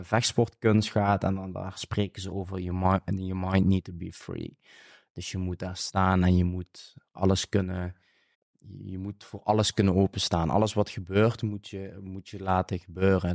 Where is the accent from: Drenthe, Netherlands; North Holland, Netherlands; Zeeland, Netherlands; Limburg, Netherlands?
Limburg, Netherlands; accent: Limburgish dialect; Ik spreek dialect, natuurlijk omdat ik in, het zuiden woon van Nederland. En wij, als wij slaan eh, zeggen, zeggen we eigenlijk in het Limburgs houden. Dat is een, een Limburgs dialect